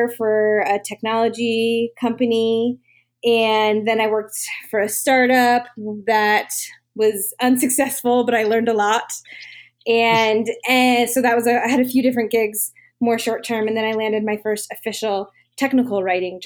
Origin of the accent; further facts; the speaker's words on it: Maryland, United States; moved away as an adult; also born or lived in Virginia; now in San Diego, United States; I'm from Maryland originally